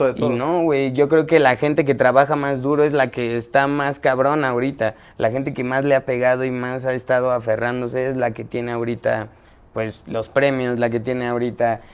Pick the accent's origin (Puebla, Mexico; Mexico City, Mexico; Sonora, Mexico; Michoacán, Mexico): Mexico City, Mexico; soy chilango